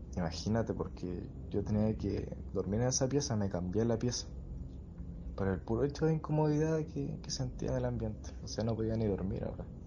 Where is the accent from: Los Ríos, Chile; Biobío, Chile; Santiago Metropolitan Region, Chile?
Los Ríos, Chile; Valdivia; yo soy de Valdivia